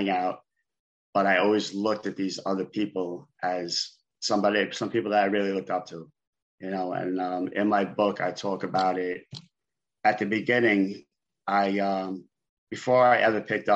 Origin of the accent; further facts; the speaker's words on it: New York City, New York, United States; I grew up in Brooklyn, New York.